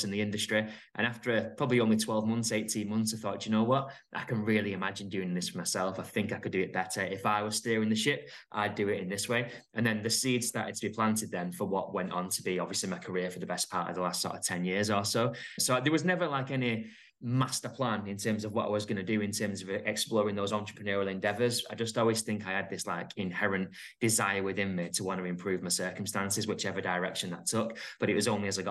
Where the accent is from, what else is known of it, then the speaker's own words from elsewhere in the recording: Middleton, North West England, United Kingdom; moved away as an adult; also born or lived in Fylde, Lancashire; now in Elswick, United Kingdom; I grew up in a place called Middleton in Manchester, sort of near like Oldham way.